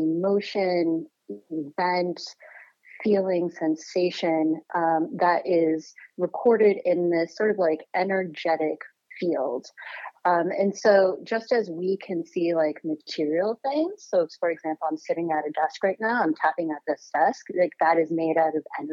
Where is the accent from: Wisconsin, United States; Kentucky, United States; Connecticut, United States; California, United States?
Connecticut, United States; Born and raised in Connecticut.